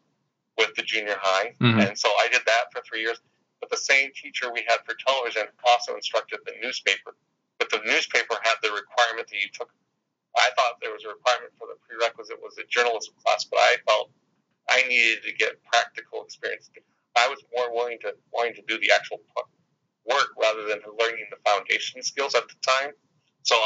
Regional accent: Eldridge, Iowa, United States; I was very fortunate growing up in Eldridge, Iowa

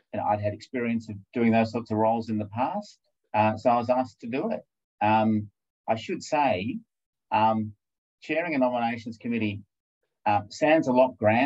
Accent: Hawthorn, Victoria, Australia; I grew up in Hawthorn

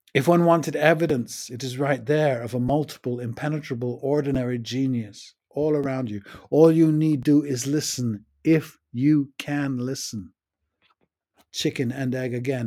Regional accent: United States; moved away; also born or lived in United Kingdom; The previous eight years I had been back after growing up in the States

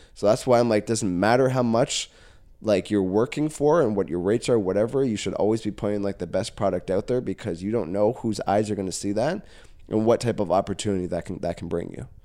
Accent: Caledon, Ontario, Canada; I was born and raised in Caledon

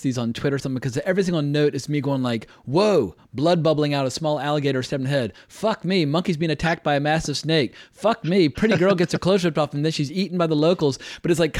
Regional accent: North Carolina, Virginia, the South, United States; I grew up in North Carolina, Virginia. I'm familiar with Southern accents

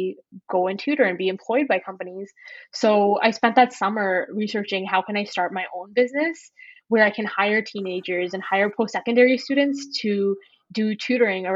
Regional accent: Edmonton, Alberta, Canada; also born or lived in Ontario; I was born in Ontario, and then we moved to Alberta when I was pretty young. So I've grown up in Edmonton.

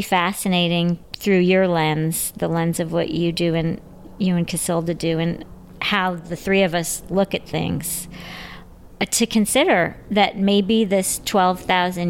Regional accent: Midwest, United States; now in New York, United States; I'm from the Midwest

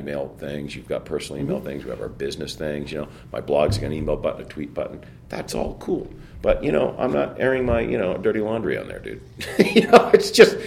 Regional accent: Pacoima, California, United States; Northeastern San Fernando Valley, in a little city called Pacoima

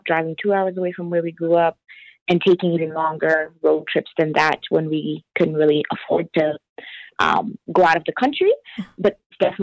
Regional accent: Southern Ontario, Canada; We grew up in Southern Ontario

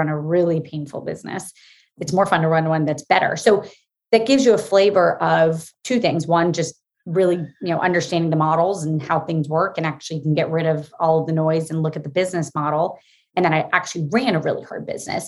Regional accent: Florida, United States; moved away as an adult; also born or lived in Massachusetts / New York; I grew up in Florida

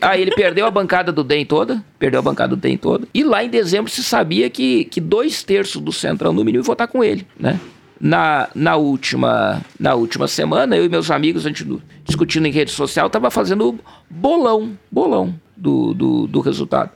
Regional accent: Rio Grande do Sul, Brazil; Eu sou gaúcho

